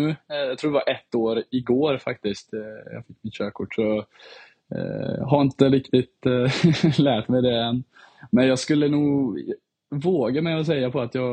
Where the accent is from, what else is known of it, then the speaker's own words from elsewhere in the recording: Herrljunga, Västra Götaland, Sweden; also born or lived in Finland / Dubai / London; Jag har bott, eh, lite i, eh, bott i Dubai och London och sen har jag bott lite i Sverige. Och så jag, min, ja, jag skulle klassa mig själv som från Herrljunga egentligen.